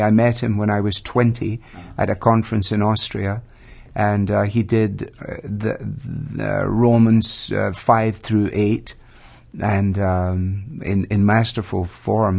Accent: Glasgow, Scotland, United Kingdom; now in Ohio, United States; I was born in Glasgow, second city of the British Empire

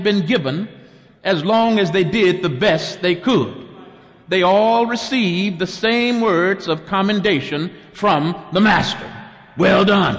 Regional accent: Texas, United States; my home state of Texas

